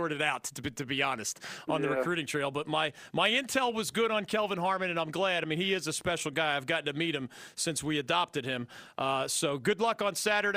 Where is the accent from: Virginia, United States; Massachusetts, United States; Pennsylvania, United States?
Pennsylvania, United States; Philadelphia; I'm from the Philadelphia area